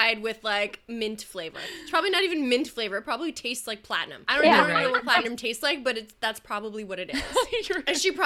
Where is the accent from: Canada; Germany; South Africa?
Canada; Being Canadian